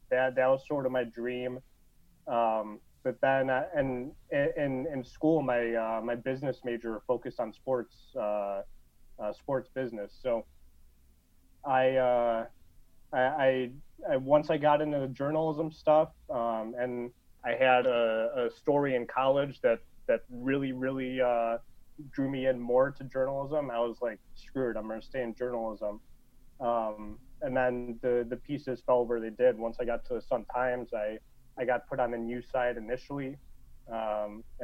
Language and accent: English; Lombard, Illinois, United States; in Lombard. Um, so grew up out there, been in been in the Chicago area my whole life.